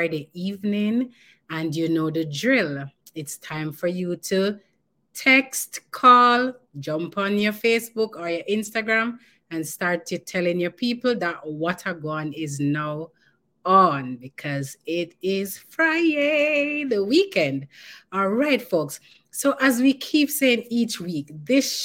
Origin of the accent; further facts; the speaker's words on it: Jamaica; from none other than Jamaica. Yes, our yard.